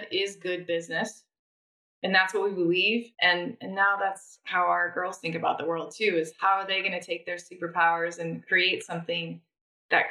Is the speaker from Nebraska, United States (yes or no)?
yes; Nebraska, United States; moved away; also born or lived in London; I'm from Nebraska. I'm from the Midwest.